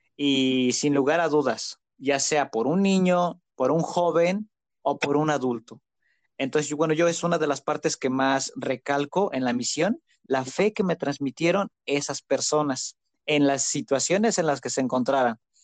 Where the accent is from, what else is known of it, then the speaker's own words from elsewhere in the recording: Zacatlán, Puebla, Mexico; Soy originario de Zacatlán de las Manzanas, Puebla.